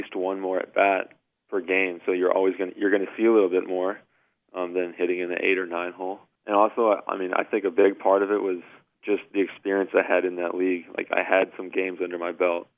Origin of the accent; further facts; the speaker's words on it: Atlanta, Georgia, United States; I grew up in Atlanta, and I was kind of a smaller kid when I was younger